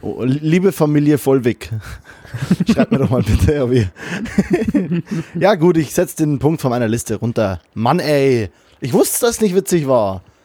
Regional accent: Bavaria, Germany; also born or lived in Kelheim; now in Cologne, Germany; meiner Heimat Bayern

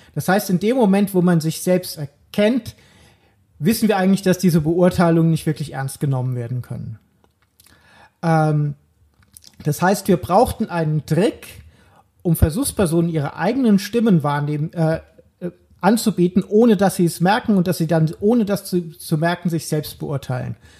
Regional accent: Germany; accent: German; moved away as an adult; also born or lived in Netherlands; auch nach zehn Jahren wusste nach zwei Halbsätzen jeder Niederländer, dass ich aus Deutschland bin

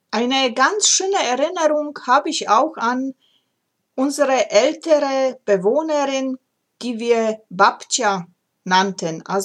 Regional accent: Ozimek, Opole Voivodeship, Poland; Wer mich kennt, weiß es, dass ich gebürtig aus Oberschlesien komme, heute Polen, und ich komme aus kleinen Städtchen namens Ojimek Malapane, Nähe der Großstadt Oppeln.

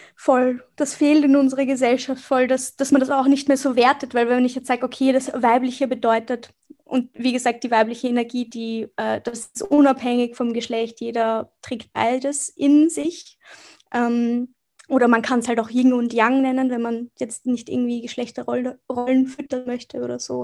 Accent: Vienna, Austria; Ich bin aus Wien, also ich bin in Wien geboren und aufgewachsen

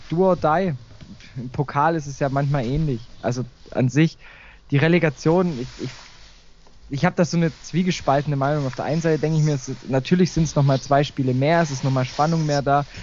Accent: Baden-Württemberg, Germany; kommt er auch aus, aus der Nähe vom, von, mein, von meinem Heimatort neben Heidenheim.

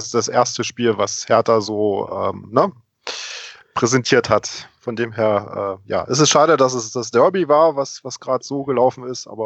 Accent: Berlin, Germany; now in Munich, Germany; Ja, äh, ich bin geboren in Berlin, bin dort in Steglitz groß geworden

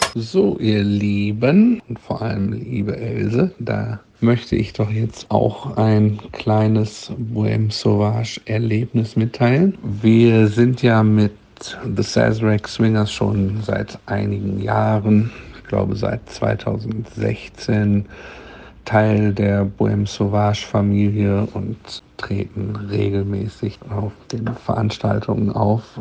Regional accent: Gütersloh, North Rhine-Westphalia, Germany; Wir waren zu Abi-Zeiten äh, beste Freunde aus Gütersloh, denn äh, äh, ich komme aus Gütersloh in Ostwestfalen

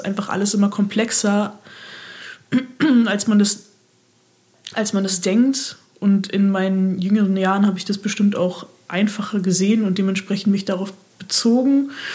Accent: Berlin, Germany; moved away as an adult; also born or lived in Mannheim; ich komme aus Berlin und war jetzt zwischenzeitlich sechs Jahre weg

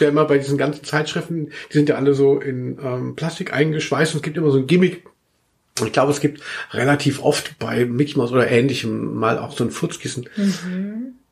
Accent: Maintal, Hesse, Germany; born or raised there; also born or lived in Cologne; now in Frankfurt, Germany

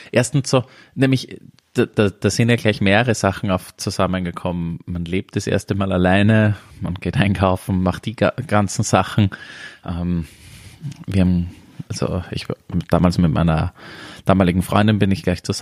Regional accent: Upper Austria, Austria; moved away as an adult; now in Vienna, Austria; Oberösterreich, wo ich aufgewachsen bin

